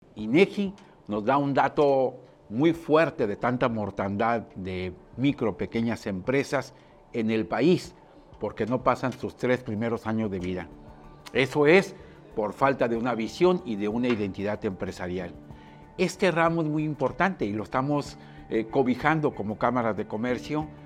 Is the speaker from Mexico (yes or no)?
yes; Puerto Vallarta, Jalisco, Mexico; Yo nací aquí en Puerto Vallarta, una ciudad 100% turística